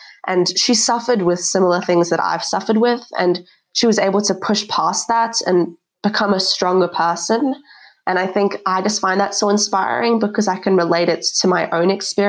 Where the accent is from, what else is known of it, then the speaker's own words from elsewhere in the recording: Australia; also born or lived in South Africa; Especially, I think growing up in Australia, I've kind of learned different values that I would have learned in South Africa.